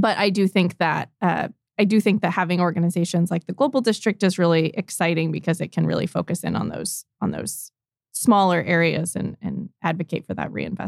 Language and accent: English; East Coast, United States; born there; now in Tulsa, United States; So I was born on the East Coast. My family moved quite a bit when I was younger, but I moved to Tulsa about 11 years ago after grad school.